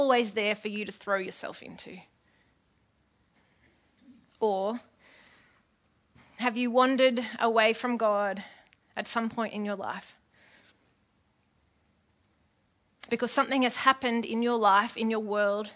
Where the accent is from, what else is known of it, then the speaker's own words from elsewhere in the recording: Epping, New South Wales, Australia; I grew up in Epping.